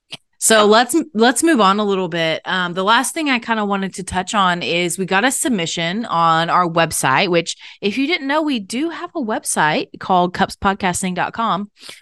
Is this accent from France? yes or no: no; Canada; My mother is African American and of a slave trade brought line, and I was born and raised in Canada.